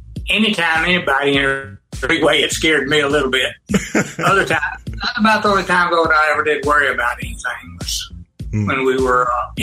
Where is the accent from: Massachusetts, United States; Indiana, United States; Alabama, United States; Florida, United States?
Alabama, United States; Albertville; moved away; also born or lived in Atlanta, Georgia; I grew up in Albertville, Alabama.